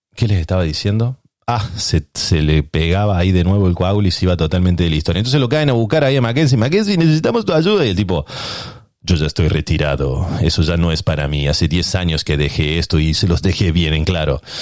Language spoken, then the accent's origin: Spanish; Córdoba, Argentina; moved away as an adult; now in San Diego, United States; nací en Córdoba